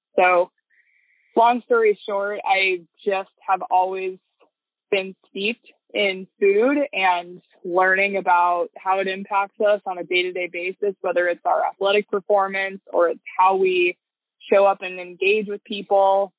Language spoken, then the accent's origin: English; Bird Creek, Alaska, United States; I was born and raised in Bird Creek, Alaska